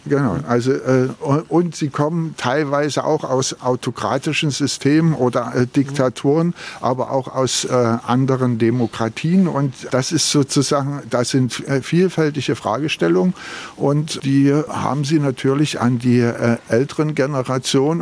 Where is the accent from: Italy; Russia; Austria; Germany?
Germany; Berlin; ich komme aus Berlin